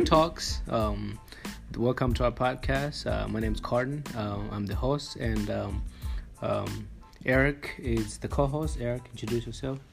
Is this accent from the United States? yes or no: no; Tanzania; we both grew up in Tanzania.